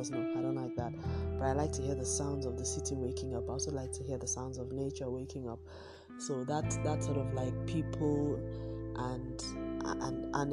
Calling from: Lagos, Nigeria; I am recording from Lagos, Nigeria.

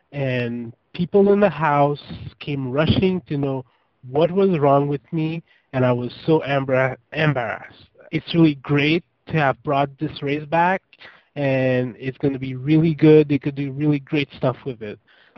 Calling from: Canada; I'm from Canada, and I just watched The Lost Tribe

